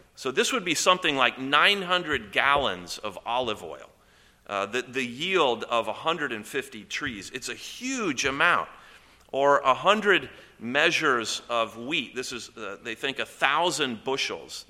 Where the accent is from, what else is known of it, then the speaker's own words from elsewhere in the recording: Columbus, Indiana, United States; I grew up in Columbus, Indiana